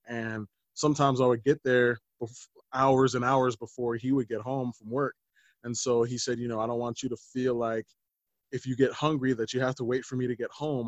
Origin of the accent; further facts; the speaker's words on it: Littleton, United States; I grew up in Littleton, which is ma- majority white.